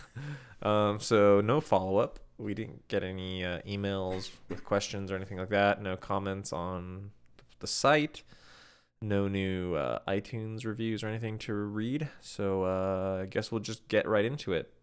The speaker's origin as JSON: {"language": "English", "region": "Midwest", "country": "United States", "tie": "born or raised there", "moved": "yes", "said": "Where I'm from, where I grew up"}